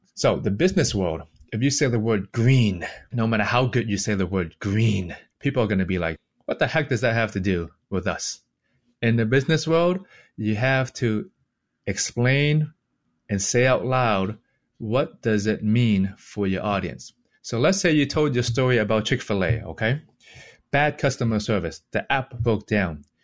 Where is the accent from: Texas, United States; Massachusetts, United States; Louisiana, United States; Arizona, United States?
Massachusetts, United States; Boston; also born or lived in Hong Kong; I was born in Hong Kong, and I came to, to Boston when I was six years old.